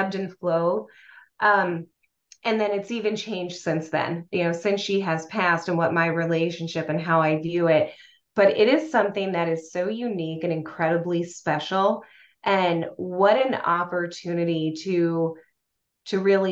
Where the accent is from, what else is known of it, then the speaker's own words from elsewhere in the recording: Lancaster, Pennsylvania, United States; I grew up in Lancaster, Pennsylvania, and in Lancaster, where I grew up